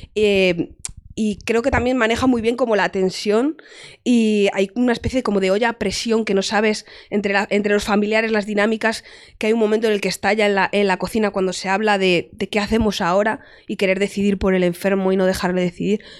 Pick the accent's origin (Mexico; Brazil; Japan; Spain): Spain; Toledo, Castilla-La Mancha